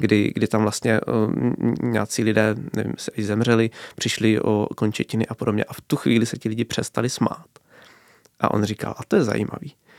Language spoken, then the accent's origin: Czech; Hrušovany u Brna, South Moravian Region, Czechia; u nás v Hrušovanech v Sokolovně